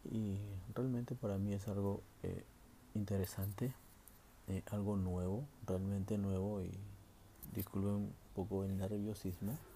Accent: Peru; now in Santa Cruz, Bolivia

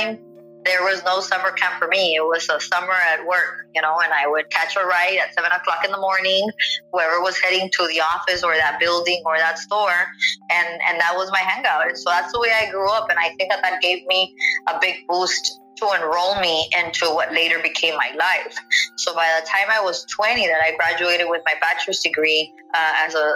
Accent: McAllen, Texas, United States; also born or lived in Mission, Texas / Hidalgo, Texas / Edinburg, Texas; I was born in McAllen, Texas, 1986 baby. I was raised between the Mission, Hidalgo, McAllen, Edinburgh area, so I'm very familiar with the roots of the valley

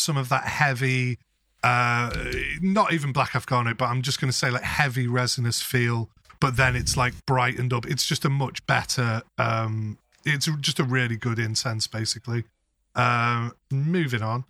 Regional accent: England, United Kingdom; We're fucking English people

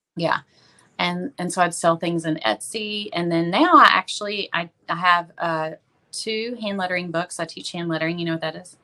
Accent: Tyler, Texas, United States; I'm from Tyler. Uh, Tyler, you know, it's about an hour and a half from Dallas, and it's uh, it's a city of about uh, probably a little over a hundred thousand. And I've lived here most of my life

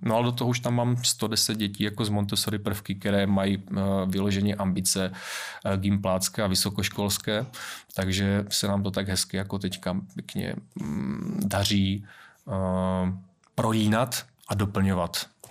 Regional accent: Valašské Meziříčí, Zlín Region, Czechia; jsem Valach

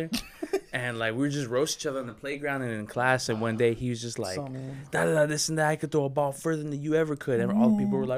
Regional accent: Los Angeles, California, United States; That was in Highland Park, which was rough back in those days

